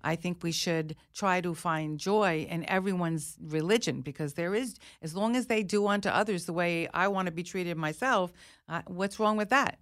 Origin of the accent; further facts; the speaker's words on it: United States; I'm an American, a very proud American.